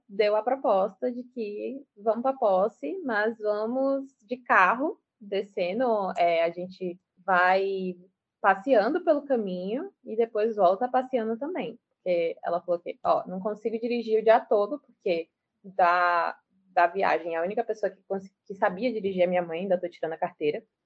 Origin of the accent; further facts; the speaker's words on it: Salvador, Bahia, Brazil; now in Lauro de Freitas, Brazil; sou nascida e criada em Salvador, sou do subúrbio ferroviário de Salvador